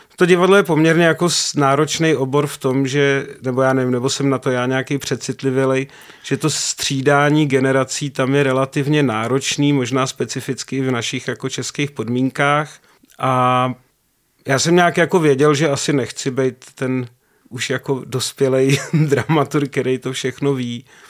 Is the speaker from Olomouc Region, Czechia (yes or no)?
no; Prague, Czechia; no ne, z Prahy, jako z České republiky